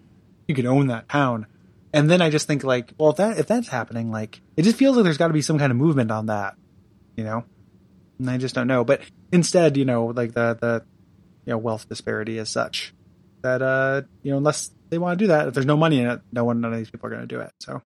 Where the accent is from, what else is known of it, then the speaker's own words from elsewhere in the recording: near Chicago, Illinois, United States; my hometown is slowly turning into a suburb of Chicago.